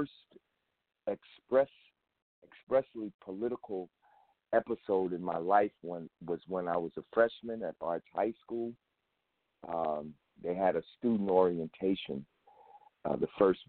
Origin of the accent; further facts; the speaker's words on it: Newark, New Jersey, United States; I was raised in Newark, New Jersey. I'm a product of Newark Public Schools.